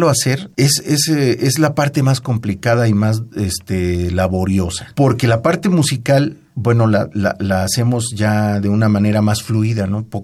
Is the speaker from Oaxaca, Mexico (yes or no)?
yes; Oaxaca, Mexico; la música folclórica, la música de mi tierra, de Oaxaca, la música de, de Veracruz, que es una maravilla también. En general, pues la música mexicana